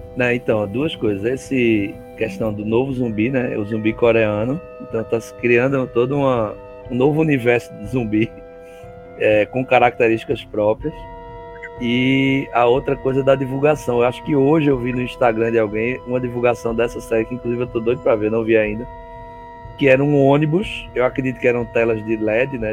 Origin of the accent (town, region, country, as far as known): Northeast Region, Brazil